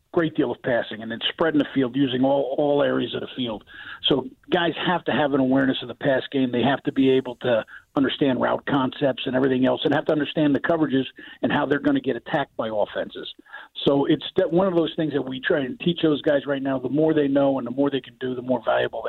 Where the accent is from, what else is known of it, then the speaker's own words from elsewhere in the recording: New Jersey, United States; moved away as an adult; now in Chicago, United States; I'm from North Jersey, yes, from Morrendale, New Jersey.